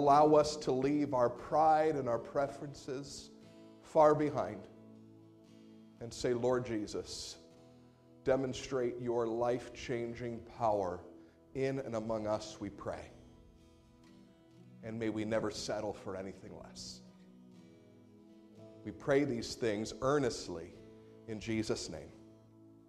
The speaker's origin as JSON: {"language": "English", "country": "United States", "said": "us as American Christians"}